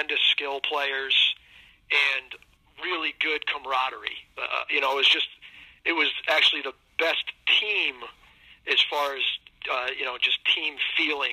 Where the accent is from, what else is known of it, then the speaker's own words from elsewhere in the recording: Niantic, Connecticut, United States; great town to grow up in, though. You're on the water